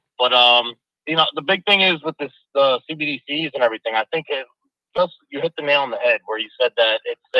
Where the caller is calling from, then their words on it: New York City, New York, United States; I'm calling from the Bronx, New York City.